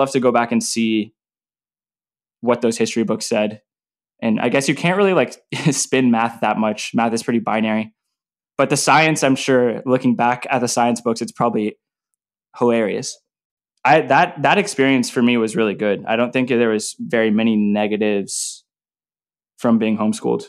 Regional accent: Arlington, Texas, United States; I grew up in Arlington, Texas

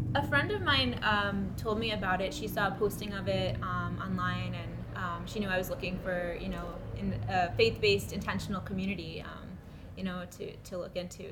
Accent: New York, United States; moved away as an adult; now in Washington, D.C., United States; I am from New York originally

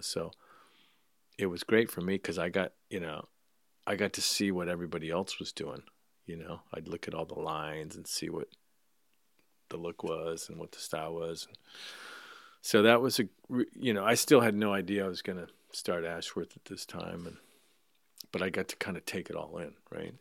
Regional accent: Escondido, California, United States; I grew up in Escondido, so it was North County, North San Diego County.

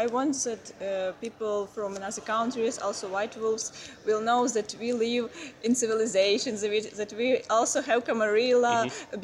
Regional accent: Lviv, Lviv Oblast, Ukraine; English is a second language; moved away as an adult; now in Warsaw, Poland; I am from Ukraine, from Lviv

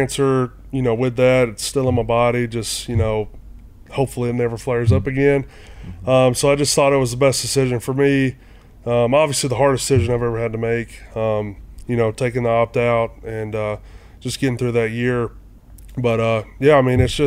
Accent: Oakland, Alabama, United States; moved away; also born or lived in Florence, Alabama; I grew up in a small community called Oakland, Alabama, about 30 minutes outside of Florence

